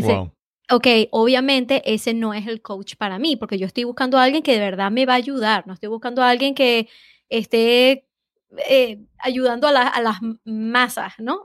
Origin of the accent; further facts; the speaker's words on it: Venezuela; now in Boston, United States; soy de Venezuela